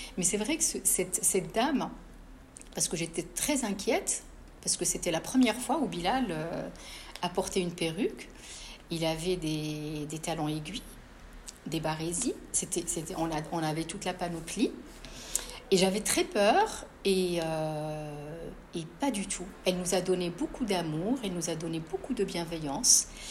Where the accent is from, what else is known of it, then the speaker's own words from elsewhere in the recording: Casablanca, Casablanca-Settat, Morocco; moved away as an adult; now in France; J'ai grandi à, à Casablanca